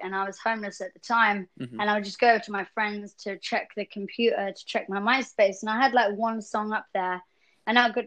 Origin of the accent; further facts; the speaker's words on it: England, United Kingdom; being an English girl